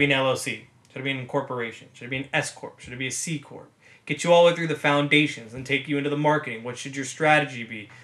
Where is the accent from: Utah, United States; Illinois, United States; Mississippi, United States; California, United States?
California, United States; Los Angeles; I'm born and raised in Los Angeles, California, which is where we're filming this right now, my room